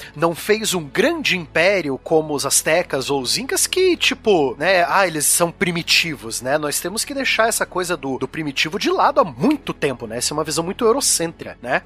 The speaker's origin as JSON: {"language": "Portuguese", "town": "Curitiba", "region": "Paraná", "country": "Brazil", "said": "como bom curitibano que eu sou"}